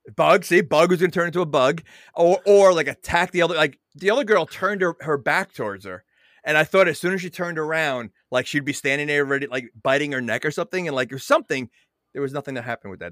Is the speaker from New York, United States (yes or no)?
yes; New York, United States; now in New Jersey, United States; I'm from New York, so, you know, it's, I'm more New York than Jersey